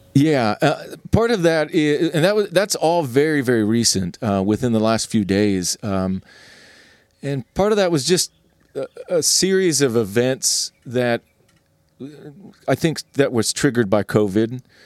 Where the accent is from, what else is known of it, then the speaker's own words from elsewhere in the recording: California, United States; also born or lived in Charlotte, North Carolina; I'm from California